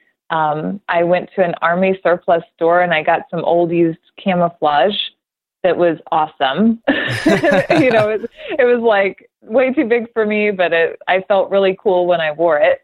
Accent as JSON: {"language": "English", "region": "Oklahoma", "country": "United States", "tie": "born or raised there", "said": "I grew up in Oklahoma, and I was the youngest in the family"}